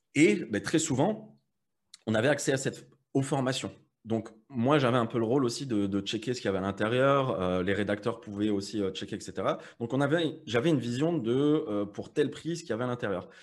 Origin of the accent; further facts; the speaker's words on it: Metz, Grand Est, France; moved away as an adult; now in Malta; moi je viens de Metz